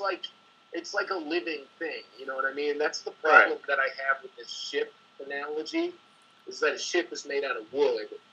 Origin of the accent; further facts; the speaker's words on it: New England, United States; I grew up in New England.